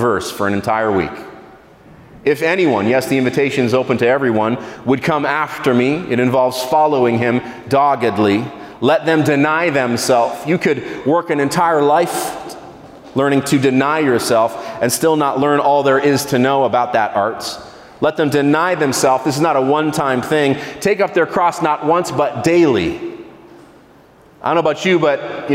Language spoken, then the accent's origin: English; Israel; I grew up in Israel.